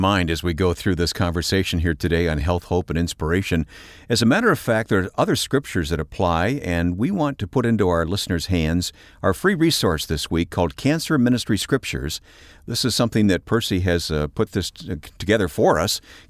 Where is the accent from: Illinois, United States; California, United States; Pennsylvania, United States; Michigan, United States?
Illinois, United States; Chicago; I wear it proudly as a Chicagoan.